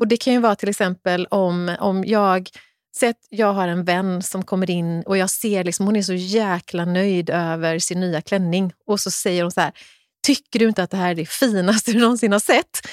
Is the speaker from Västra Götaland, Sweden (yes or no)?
yes; Kungälv, Västra Götaland, Sweden; där jag växte upp i Kungälv